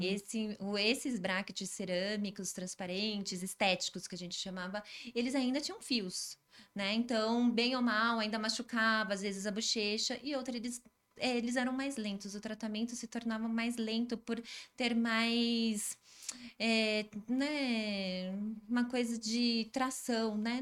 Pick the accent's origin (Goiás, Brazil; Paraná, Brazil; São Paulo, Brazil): São Paulo, Brazil; also born or lived in Araraquara; eu sou de São Paulo